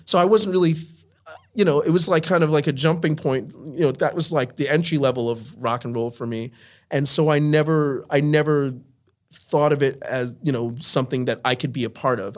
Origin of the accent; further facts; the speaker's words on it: Holbrook, New York, United States; also born or lived in Brooklyn, New York; I grew up in Long Island.